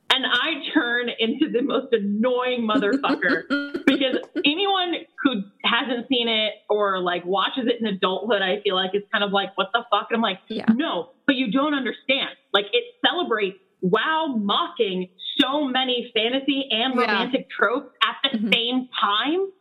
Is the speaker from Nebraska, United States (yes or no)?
no; Chicago suburbs, Illinois, United States; now in Chicago, United States; we're from like an hour away